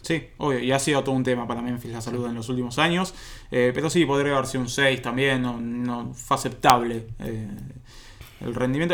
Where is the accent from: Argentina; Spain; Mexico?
Argentina; nosotros argentinos.